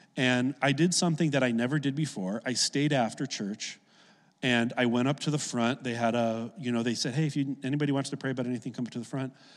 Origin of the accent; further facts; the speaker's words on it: Oak Lawn, Illinois, United States; I grew up in Oak Lawn, a south suburb of Chicago